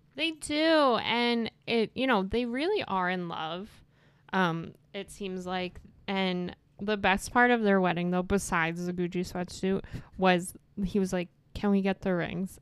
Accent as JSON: {"language": "English", "town": "New York City", "region": "New York", "country": "United States", "accent": "Brooklyn", "said": "I'm from Brooklyn"}